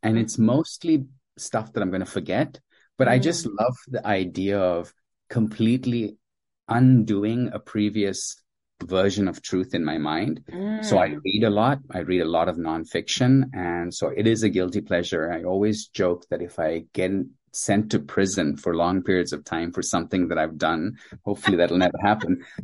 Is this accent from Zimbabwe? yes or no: yes; Zimbabwe; also born or lived in India; I was born in India to Indian parents, and as a toddler, my parents moved to sub-Saharan Africa to a recently independent at the time, a former British colony of Zimbabwe